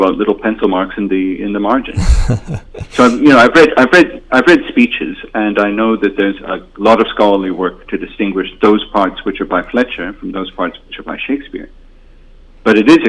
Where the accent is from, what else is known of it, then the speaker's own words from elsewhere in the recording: Toronto, Ontario, Canada; moved away; I'm from Toronto originally, and I still listen to CBC Radio